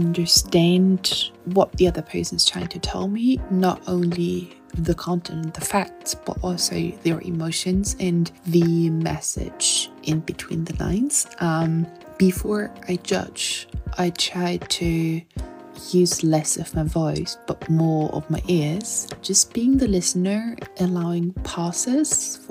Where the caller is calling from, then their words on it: Germany; I'm calling in from Germany.